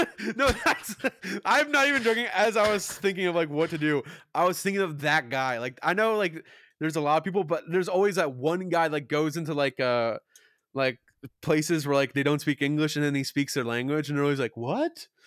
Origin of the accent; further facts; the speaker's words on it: Kentucky, United States; I was born in Kentucky